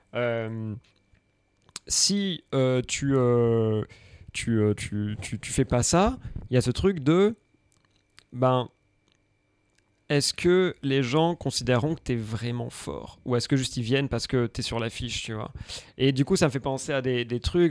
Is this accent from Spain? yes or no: no; Aix-en-Provence, Provence-Alpes-Côte d'Azur, France; also born or lived in Paris; now in Marseille, France; je viens d'Aix